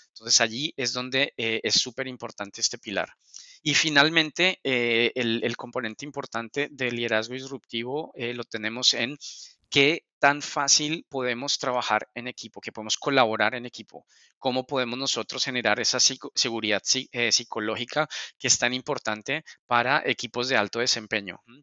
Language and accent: Spanish; Colombia; moved away as an adult; now in Spain; soy, soy de Colombia, llevo un par de años, ya hoy para dos años aquí en, España